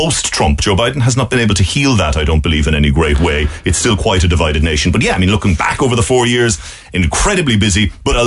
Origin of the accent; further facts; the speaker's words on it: Ireland; moved away as an adult; now in Washington, United States; the Irish journalist